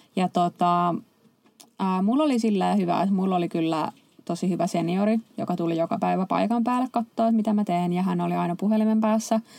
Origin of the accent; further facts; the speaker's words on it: Helsinki, Uusimaa, Finland; moved away as an adult; also born or lived in Turku; mä itse Helsingistä kotoisin